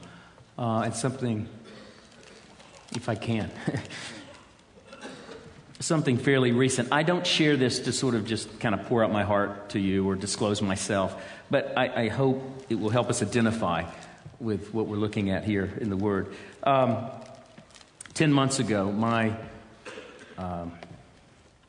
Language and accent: English; United States; some of us came over from America